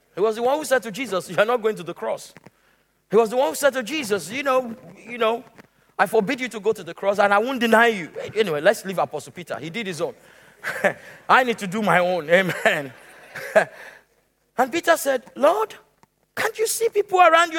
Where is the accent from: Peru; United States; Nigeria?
Nigeria; moved away; also born or lived in Lagos, Nigeria; I left the city of Lagos and went to my hometown